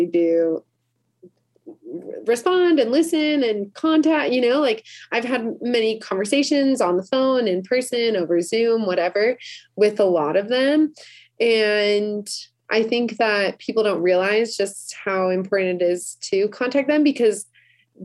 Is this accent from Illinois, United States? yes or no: yes; Chicago, Illinois, United States; also born or lived in South Florida; now in Utah, United States; I grew up in Chicago